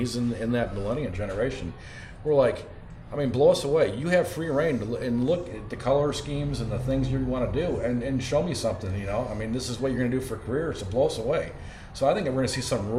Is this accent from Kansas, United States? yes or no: no; Milwaukee, Wisconsin, United States; moved away; I'm originally from Milwaukee